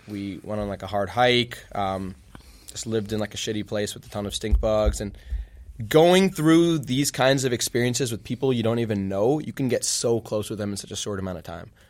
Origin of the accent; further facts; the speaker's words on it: Virginia, United States; now in Champaign, United States; I'm from Virginia.